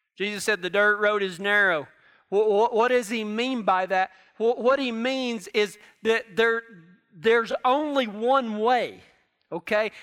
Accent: Texas, United States; down in Texas where I'm from

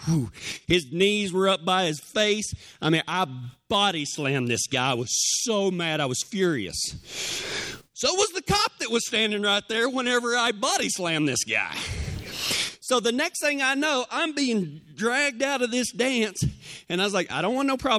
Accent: Big Lake, Texas, United States; We left my hometown of Big Lake

